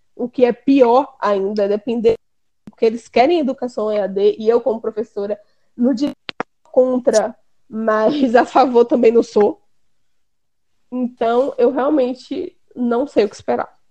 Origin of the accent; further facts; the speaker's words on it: Brazil; aqui a gente tem a mania como brasileiro de falar, de passar para frente